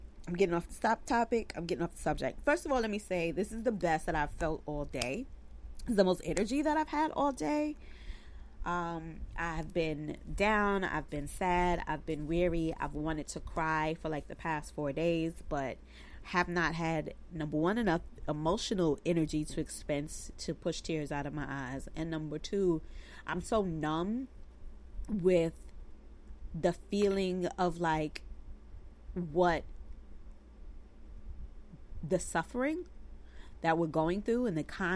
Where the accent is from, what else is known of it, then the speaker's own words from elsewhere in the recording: New York City, New York, United States; I grew up in Bed-Stuy, Brooklyn.